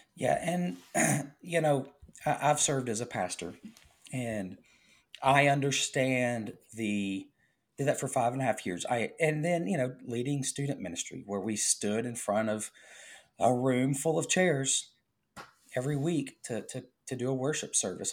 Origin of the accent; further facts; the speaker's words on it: the South, United States; We're from the South